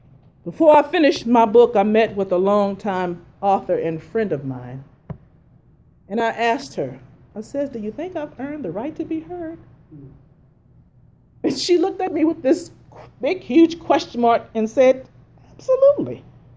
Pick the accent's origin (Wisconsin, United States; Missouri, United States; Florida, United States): Missouri, United States; I'm from Missouri. Show me.